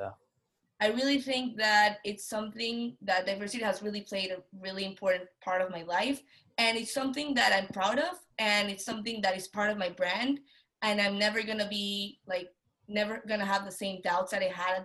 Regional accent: Venezuela; moved away as an adult; now in United States; I'm a female, I'm from Venezuela

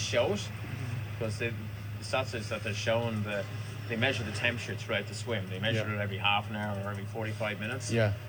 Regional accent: Dublin, Leinster, Ireland

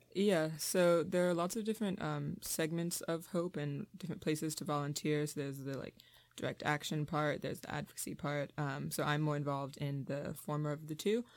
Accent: Richmond, Virginia, United States; moved away as an adult; now in Massachusetts, United States; I'm from Richmond, Virginia, which is a really segregated city

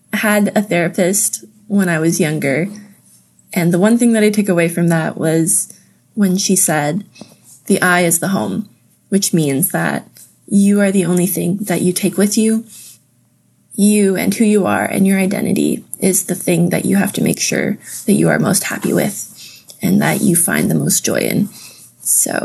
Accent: Napanee, Ontario, Canada; also born or lived in Indonesia; home evolved into the building that I grew up in Napanee

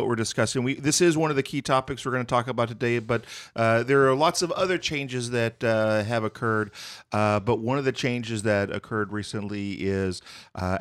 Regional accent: Texas, United States; I'm actually from Texas

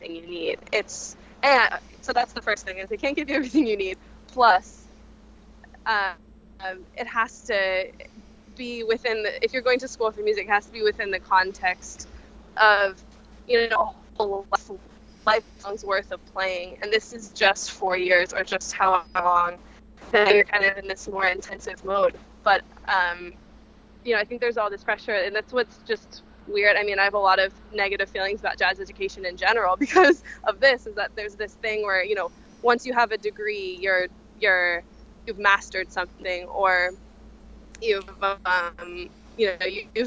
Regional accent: Santa Barbara, California, United States; moved away; I'm from California, I'm from Santa Barbara, which is a small town with virtually no music scene.

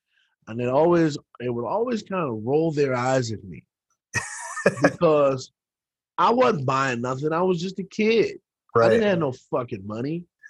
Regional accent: Washington, District of Columbia, United States; also born or lived in Forestville, Maryland / Temple Hills, Maryland / Brandywine, Maryland; now in New Orleans, United States; I grew up in the Southeast. So okay. I grew up right in DC proper.

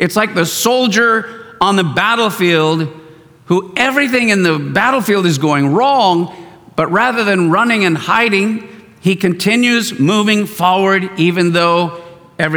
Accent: East County, California, United States; I grew up out in East County

